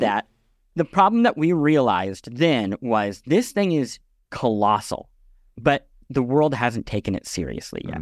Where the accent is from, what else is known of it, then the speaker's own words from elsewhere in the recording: Midwest, United States; I grew up in the Midwest